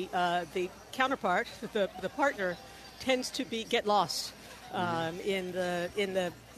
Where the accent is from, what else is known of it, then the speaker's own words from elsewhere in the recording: New York, United States; moved away as an adult; now in Boston, United States; I do remember growing up in New York.